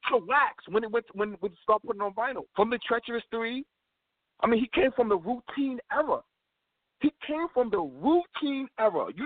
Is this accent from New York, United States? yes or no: yes; New York City, New York, United States; I'm from Brooklyn